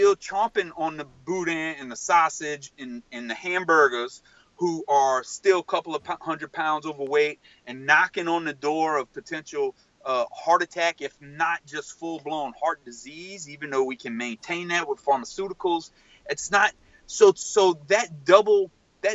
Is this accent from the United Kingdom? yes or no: no; Cajun, Louisiana, United States; as a Cajun person